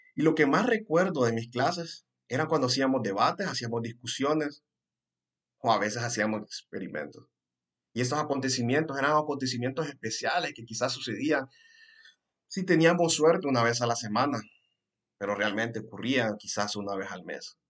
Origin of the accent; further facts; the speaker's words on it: Honduras; first language Spanish; aquí en Honduras específicamente, de donde yo soy